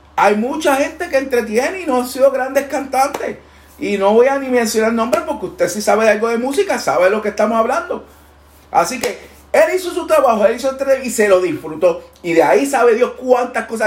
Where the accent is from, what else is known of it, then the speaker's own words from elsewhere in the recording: Puerto Rico; de allá somos, allá representamos